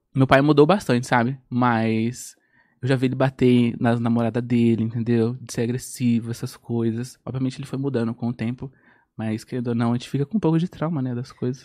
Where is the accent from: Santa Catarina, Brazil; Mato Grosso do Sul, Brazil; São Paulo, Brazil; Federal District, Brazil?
São Paulo, Brazil; Guarulhos; moved away as an adult; now in Bahia, Brazil; Nasci em São Paulo. Nasci em Guarulhos.